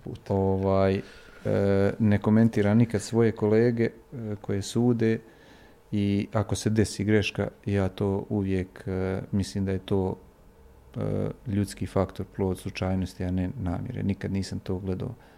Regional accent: Bosnia & Herzegovina; ja sam došao iz BiH sa ovih naših terena.

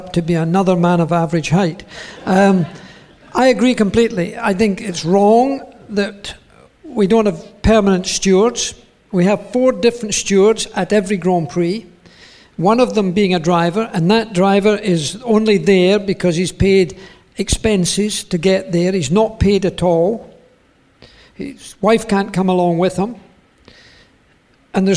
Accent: Scotland, United Kingdom; moved away as an adult; also born or lived in Switzerland; I moved from Scotland with regret, but with also relief

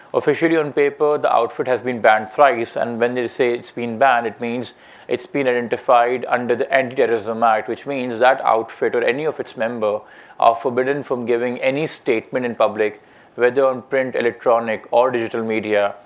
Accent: Pakistan; I am a Pakistani and there's a Pakistan inside of me

